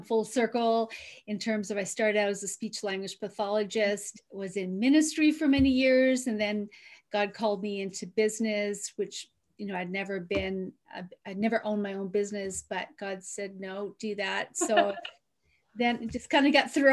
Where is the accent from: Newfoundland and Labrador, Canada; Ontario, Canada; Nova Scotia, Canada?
Newfoundland and Labrador, Canada; I grew up on the East Coast in Newfoundland in Canada, in a small, small fishing village